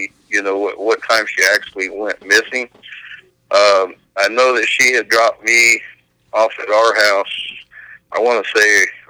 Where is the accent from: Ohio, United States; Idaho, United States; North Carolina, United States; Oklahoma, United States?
Ohio, United States; the Knolls; when I was growing up in the Knolls